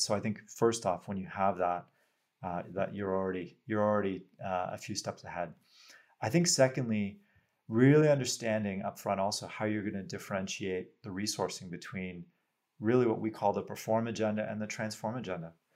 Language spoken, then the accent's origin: English; Canada; as a Canadian, very proud